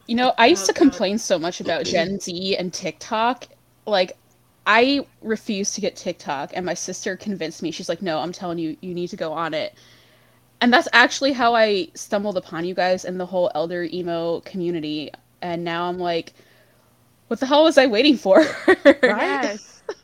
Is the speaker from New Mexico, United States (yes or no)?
no; Pennsylvania, United States; I'm from the Northeast. I'm from Pennsylvania, so I like grew up in the Jersey scene mostly